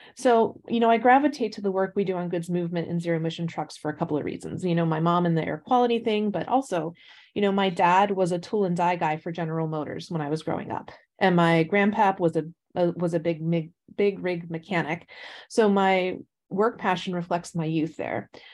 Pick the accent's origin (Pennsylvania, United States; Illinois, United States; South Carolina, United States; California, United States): Pennsylvania, United States; Pittsburgh; I grew up just outside of Pittsburgh, Pennsylvania